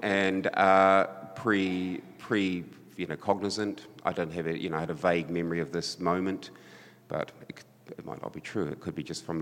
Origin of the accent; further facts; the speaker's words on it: Christchurch, Canterbury, New Zealand; my hometown Christchurch